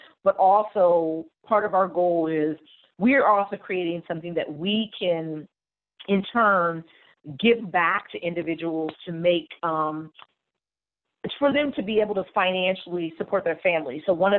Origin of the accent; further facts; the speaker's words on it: New Jersey, United States; Like I said, we go, I'm born and raised in New Jersey. So I go back to New Jersey and do events. My grandma's still there, aunts, uncles, cousins.